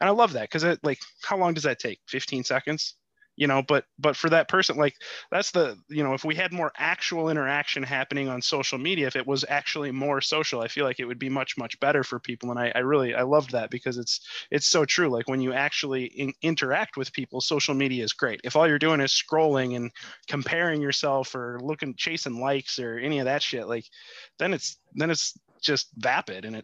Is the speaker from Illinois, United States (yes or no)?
yes; Chicago, Illinois, United States; moved away; I'm from Chicago originally